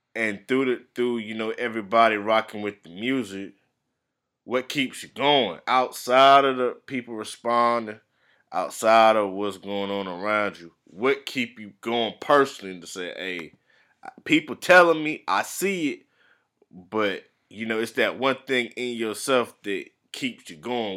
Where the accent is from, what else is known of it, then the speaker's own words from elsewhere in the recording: the Carolinas, United States; I'm from the Carolinas